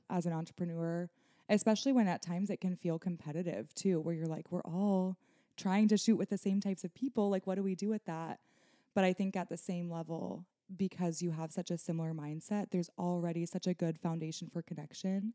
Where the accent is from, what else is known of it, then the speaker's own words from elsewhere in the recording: Nebraska, United States; moved away as an adult; now in Michigan, United States; born and raised in Nebraska, you know, I built my business there